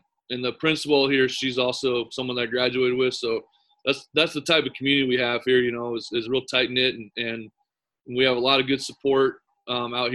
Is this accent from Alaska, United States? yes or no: yes; Eagle River, Alaska, United States; also born or lived in Chadron, Nebraska; I grew up here in Eagle River, Alaska, and played here at Chugiak